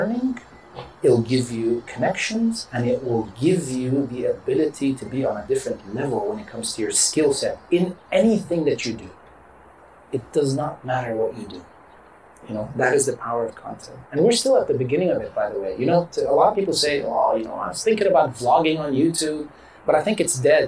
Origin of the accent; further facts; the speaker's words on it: Dubai, United Arab Emirates; first language English; I'm a kid from Dubai.